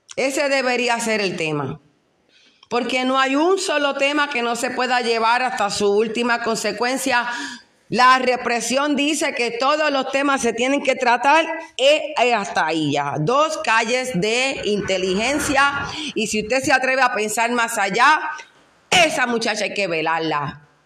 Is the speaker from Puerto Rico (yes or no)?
yes; Loíza, Puerto Rico; en Loíza nosotros somos hijos de África